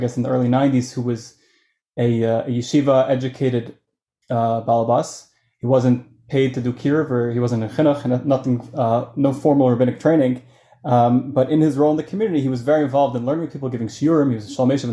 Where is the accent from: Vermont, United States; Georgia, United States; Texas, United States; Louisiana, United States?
Georgia, United States; Atlanta; moved away; also born or lived in Israel / Lakewood; I grew up in Atlanta, Georgia